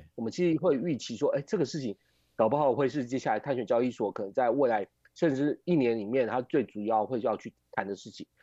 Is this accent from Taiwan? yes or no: yes; Taiwan; 我们台湾这边